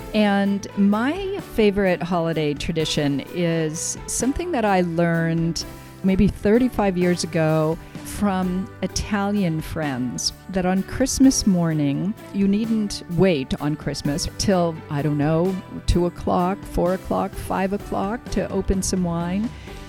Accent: Ireland; I'm Irish, but I don't know. Italy has Ireland beat left and right when it comes to food and wine traditions.

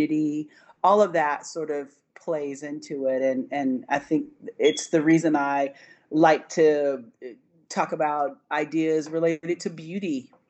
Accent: Franklin County, North Carolina, United States; I grew up in mostly in Franklin County, which is one of the smaller counties in North Carolina, an agricultural county

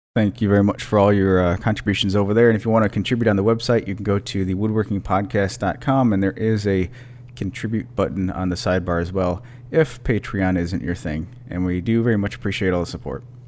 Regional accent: Michigan, United States; moved away; I grew up in Michigan

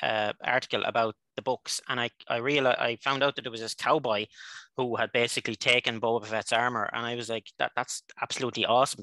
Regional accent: Ireland; which is short for Joseph, not Josiah in this instance. I'm from Ireland, so I'm several thousand miles away from where you are right now.

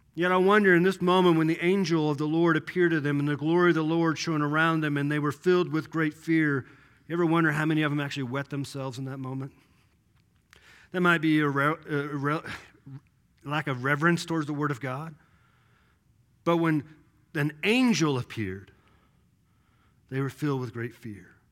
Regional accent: Kansas City, Missouri, United States; growing up in Kansas City

